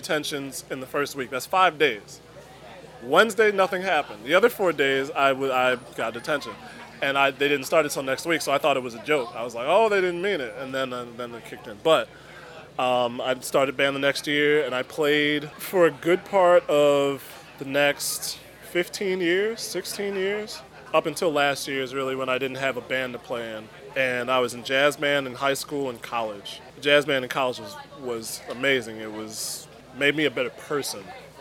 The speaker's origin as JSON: {"language": "English", "town": "Chicago", "region": "Illinois", "country": "United States", "said": "I'm from South Shore"}